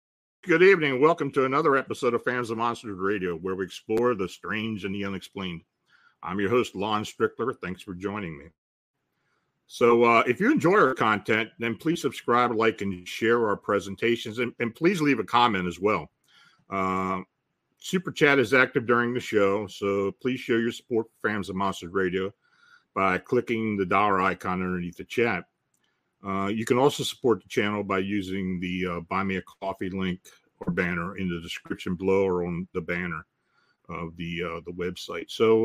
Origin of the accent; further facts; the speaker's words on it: New England, United States; Growing up in New England was the perfect breeding ground for such a fascination.